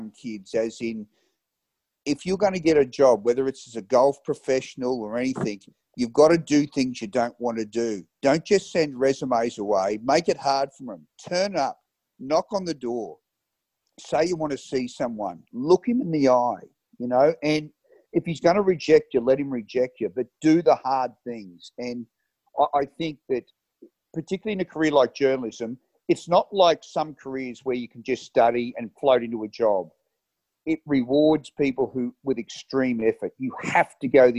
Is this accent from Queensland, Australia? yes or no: yes; Caboolture, Queensland, Australia; I grew up in Caboolture